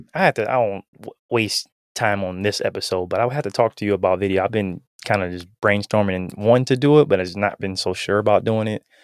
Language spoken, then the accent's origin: English; Canton, Ohio, United States; now in Huntersville, United States; I'm originally from Canton, Ohio